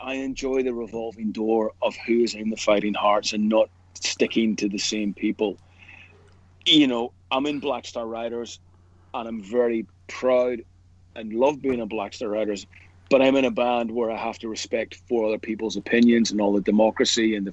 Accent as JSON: {"language": "English", "town": "Belfast", "region": "Northern Ireland", "country": "United Kingdom", "tie": "born or raised there", "said": "growing up in Northern Ireland"}